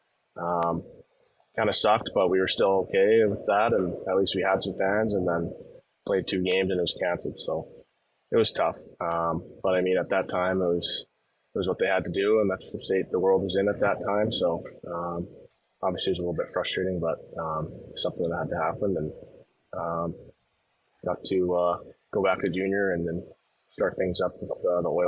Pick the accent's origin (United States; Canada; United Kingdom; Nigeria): Canada; Grande Prairie, Alberta; also born or lived in Sherwood Park, Alberta; now in Montreal, Canada; I grew up in Grand Prairie until I was about 10 years old, Grand Prairie, Alberta.